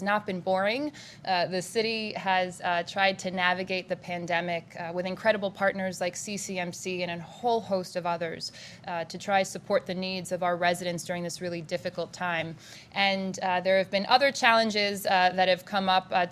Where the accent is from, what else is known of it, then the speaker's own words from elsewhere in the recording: Hartford, Connecticut, United States; also born or lived in Syracuse, New York / New York City; growing up in Hartford